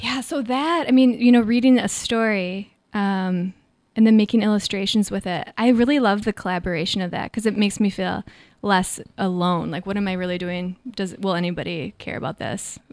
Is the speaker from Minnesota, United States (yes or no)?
yes; Minnesota, United States; now in San Francisco, United States; growing up in Minnesota